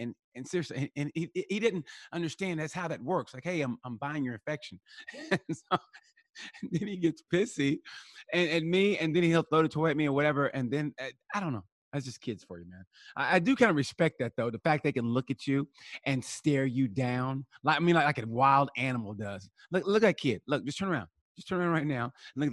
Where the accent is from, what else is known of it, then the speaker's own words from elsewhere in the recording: United States; I'm American